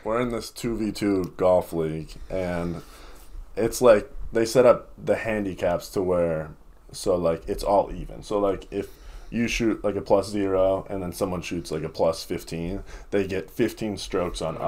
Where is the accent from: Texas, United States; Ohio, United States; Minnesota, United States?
Minnesota, United States; Lakeville; also born or lived in Iowa / Missouri; Lakeville, Minnesota, for both of us